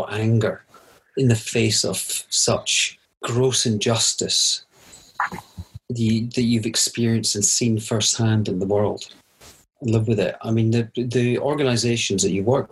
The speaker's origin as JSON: {"language": "English", "region": "Scotland", "country": "United Kingdom", "said": "a completely Scotch man of a certain age brought up to take it on the chin and just get on with life and don't complain"}